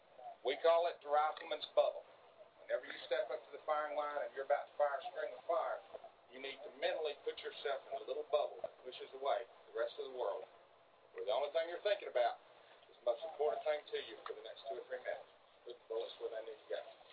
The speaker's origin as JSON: {"language": "English", "region": "North Georgia", "country": "United States", "said": "I'm from North Georgia."}